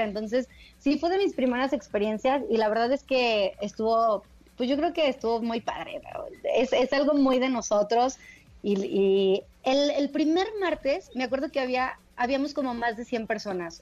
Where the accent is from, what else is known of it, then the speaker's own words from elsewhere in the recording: León, Guanajuato, Mexico; moved away as an adult; now in Mexico City, Mexico; yo soy de León y no, bueno, me caso y entonces por razones de trabajo, llegamos a vivir a la Ciudad de México